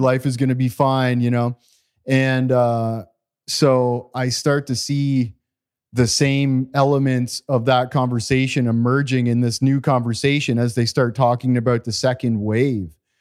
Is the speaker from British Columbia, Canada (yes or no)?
no; Walkerton, Ontario, Canada; we grew up in Canada in a small community called Walkerton, Ontario